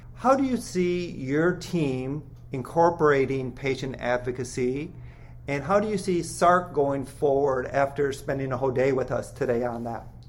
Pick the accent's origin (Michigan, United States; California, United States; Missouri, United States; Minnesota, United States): Minnesota, United States; I'm from Minnesota